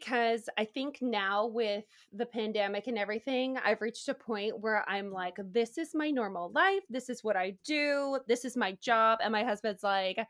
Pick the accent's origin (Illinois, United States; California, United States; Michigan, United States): California, United States; Bay Area; I grew up in California in the Bay Area.